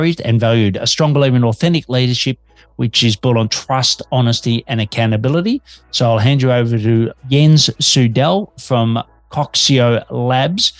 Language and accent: English; Australia; now in Melbourne, Australia